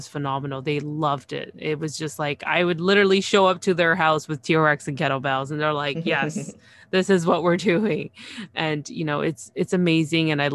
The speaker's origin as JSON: {"language": "English", "town": "Toronto", "region": "Ontario", "country": "Canada", "said": "I'm from Toronto"}